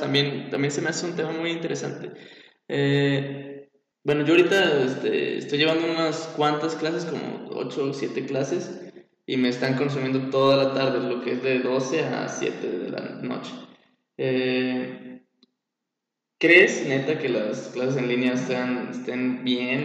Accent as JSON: {"language": "Spanish", "region": "Zacatecas", "country": "Mexico", "said": "Soy un joven zacatecano interesado en todo tipo de proyectos."}